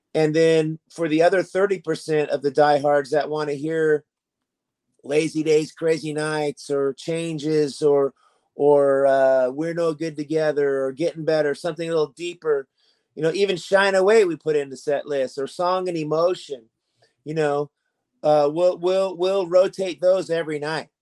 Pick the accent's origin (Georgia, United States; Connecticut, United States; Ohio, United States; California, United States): California, United States; Sacramento; my hometown of Sacramento, California